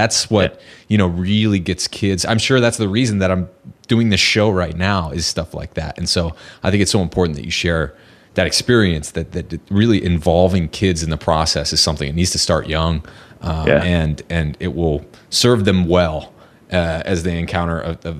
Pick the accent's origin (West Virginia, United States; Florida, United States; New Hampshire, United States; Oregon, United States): New Hampshire, United States; I remember when I was growing up in New Hampshire with my dad, there was such a huge difference between, you know, like eating fish